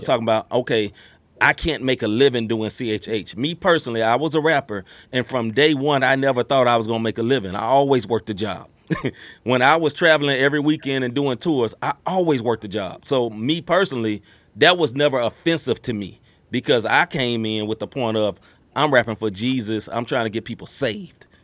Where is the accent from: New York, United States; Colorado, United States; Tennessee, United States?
Tennessee, United States; Memphis; I grew up in Memphis, Tennessee